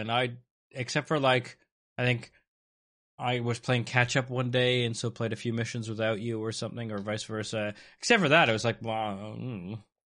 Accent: Canada; I'm Canadian

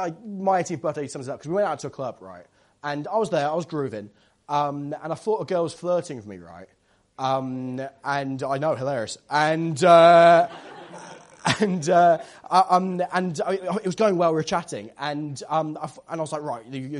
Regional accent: Devon, South West England, United Kingdom; I come from Devon.

